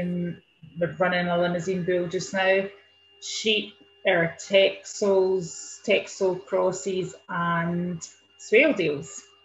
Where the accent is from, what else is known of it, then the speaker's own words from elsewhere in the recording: Ayrshire, Scotland, United Kingdom; I'm originally from Ayrshire, born and brought up on a beef and sheep farm